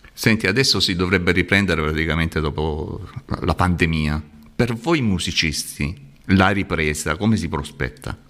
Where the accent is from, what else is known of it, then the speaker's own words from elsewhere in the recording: Salento, Apulia, Italy; lo dico da, da Salentino